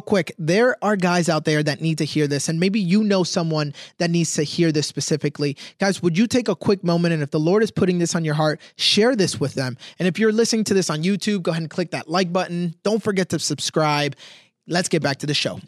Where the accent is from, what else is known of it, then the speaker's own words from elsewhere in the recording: Dominican Republic; first language Spanish; English is a second language; I am Dominican born. All right, I'm uh, Spanish was my first language